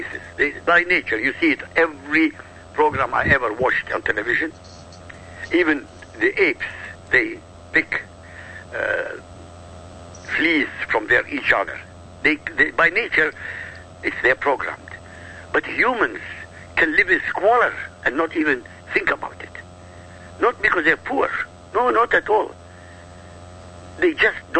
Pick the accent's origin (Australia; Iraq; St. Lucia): Iraq; moved away; I come from Iraq. I come from an Arab country. This is my heritage.